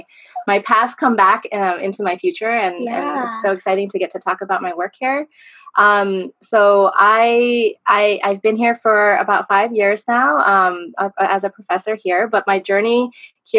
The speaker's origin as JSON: {"language": "English", "town": "San Diego", "region": "California", "country": "United States", "tie": "born or raised there", "said": "I was born and raised in San Diego"}